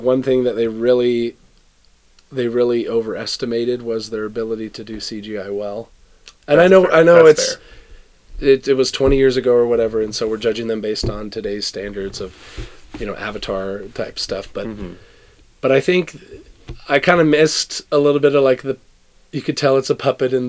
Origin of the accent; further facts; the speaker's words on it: California, United States; I was born in California